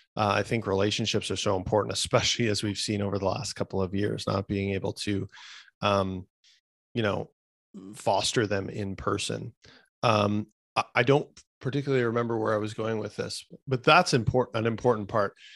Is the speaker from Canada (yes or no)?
yes; Canada; I'm a kid from Canada